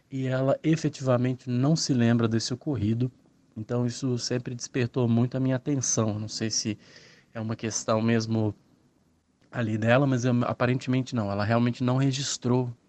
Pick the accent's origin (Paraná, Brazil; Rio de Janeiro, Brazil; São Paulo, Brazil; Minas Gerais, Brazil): Minas Gerais, Brazil; eu sou de Minas Gerais é, e depois de ouvir uma série de relatos aqui no canal